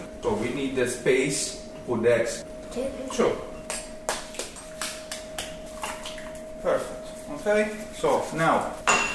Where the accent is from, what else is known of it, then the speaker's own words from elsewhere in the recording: Rome, Lazio, Italy; now in Tralee, Ireland; We are from Rome, originally